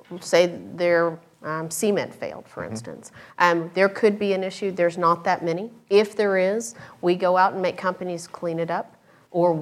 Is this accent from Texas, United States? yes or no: yes; West Texas, United States; moved away as an adult; now in Austin, United States; I grew up in West Texas